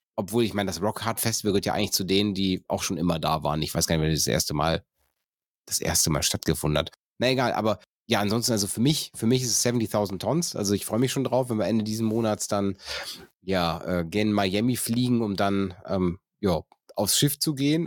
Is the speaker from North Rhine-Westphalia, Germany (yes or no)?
yes; North Rhine-Westphalia, Germany; ich komme aus dem Niederrhein